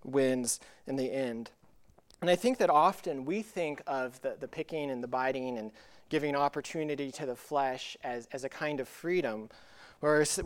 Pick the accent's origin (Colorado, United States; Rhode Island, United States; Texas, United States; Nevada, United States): Colorado, United States; when I was young growing up in Colorado